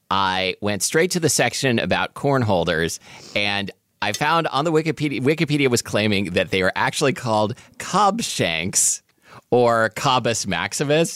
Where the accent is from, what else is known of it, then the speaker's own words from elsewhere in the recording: Portland, Oregon, United States; growing up in Portland, Oregon in the eighties